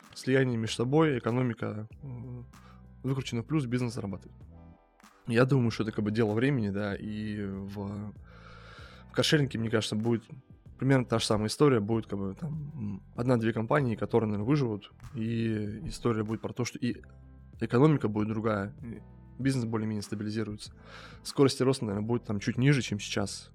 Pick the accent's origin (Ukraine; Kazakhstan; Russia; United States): Russia; Chelyabinsk Oblast; moved away; Сам я из, из Челябинской области, простой парень